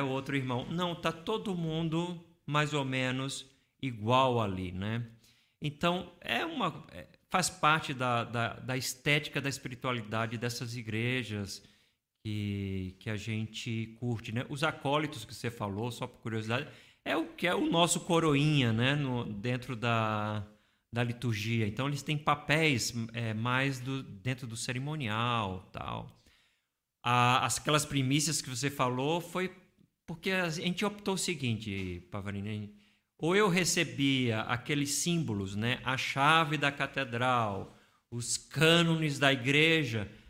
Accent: Recife, Pernambuco, Brazil; moved away as an adult; now in São Paulo, Brazil; Em Recife, eu vim de Recife, né? Então, eu vivenciei todo aquele processo lá em Recife

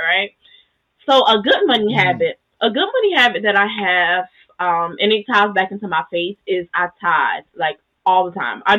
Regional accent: the South, United States; I grew up in the South.

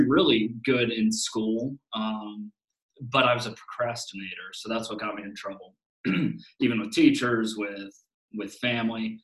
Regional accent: Cincinnati, Ohio, United States; I'm originally from the Cincinnati area or suburbs of Cincinnati.

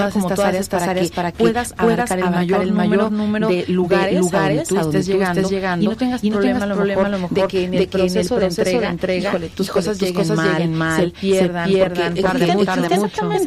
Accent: Chalchicomula de Sesma, Puebla, Mexico; now in Cholula, Mexico; de mi tierra, por cierto, por cierto, toda la gente que nos escuchando, escuchando de Chachicomula

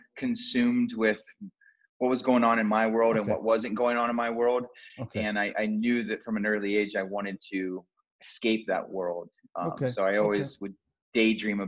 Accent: Columbus, Ohio, United States; also born or lived in Miami Beach, Florida; now in Colorado, United States; I grew up in Columbus, Ohio, and I had an amazing upbringing with two younger sisters

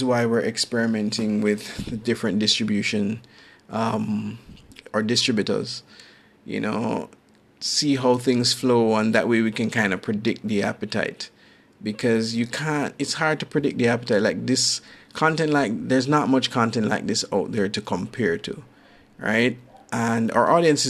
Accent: Jamaica; I'm from Jamaica.

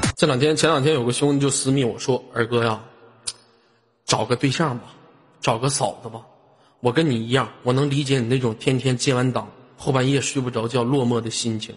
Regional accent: Inner Mongolia, China; 我们这都生活在草原的人

